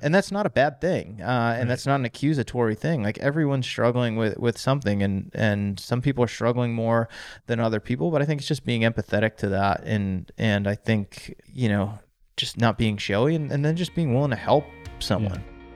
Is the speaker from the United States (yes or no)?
yes; Auburn, Massachusetts, United States; In central Massachusetts, little town called Auburn outside of Worcester